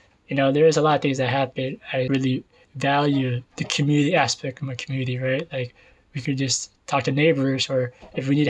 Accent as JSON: {"language": "English", "town": "San Jose", "region": "California", "country": "United States", "tie": "born or raised there", "said": "I was born and raised in East San Jose."}